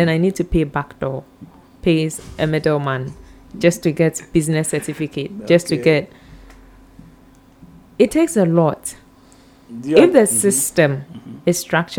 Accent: Ghana

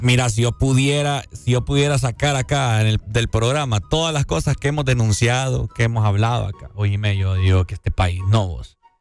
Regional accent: Honduras; nosotros como hondureños

